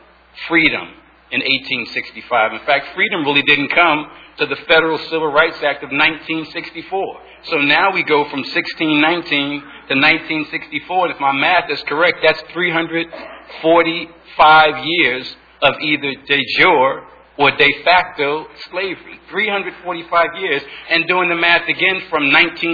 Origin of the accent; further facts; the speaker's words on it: Philadelphia, Pennsylvania, United States; I was born and raised in Philadelphia